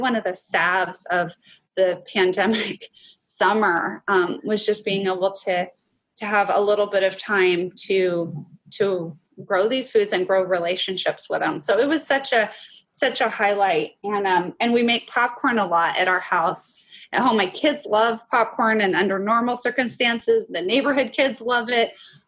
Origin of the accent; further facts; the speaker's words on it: Pacific Northwest, United States; So my favorite, and I know it's because I'm a product of growing up in the Pacific Northwest, but it is the salmon.